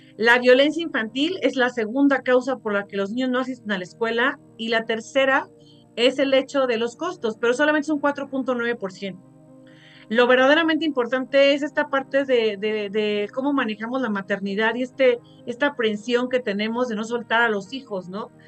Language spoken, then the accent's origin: Spanish; Mexico; Somos muy, muy mexicanos